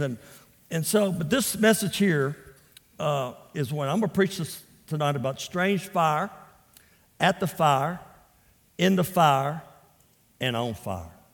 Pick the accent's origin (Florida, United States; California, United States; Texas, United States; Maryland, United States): Texas, United States; Port Arthur; also born or lived in Louisiana; I was raised in Port Arthur, Texas.